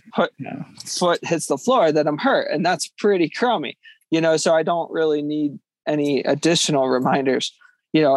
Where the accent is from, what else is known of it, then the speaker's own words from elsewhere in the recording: Conestoga area, Pennsylvania, United States; a race in my hometown the conestoga trail run